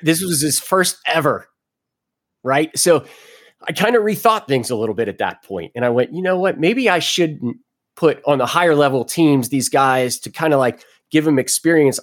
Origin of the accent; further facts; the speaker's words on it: Cincinnati, Ohio, United States; moved away as an adult; also born or lived in Jacksonville, Florida; I was born in Cincinnati, Ohio. Went into the Navy when I was 18 years old